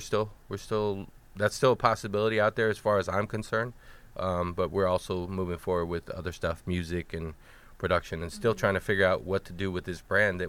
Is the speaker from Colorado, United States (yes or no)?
no; Miami, Florida, United States; I'm from